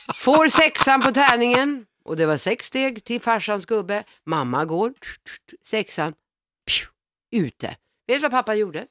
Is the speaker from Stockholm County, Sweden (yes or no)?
yes; Stockholm, Stockholm County, Sweden; barndomsförorten som jag är uppvuxen i, Vårberg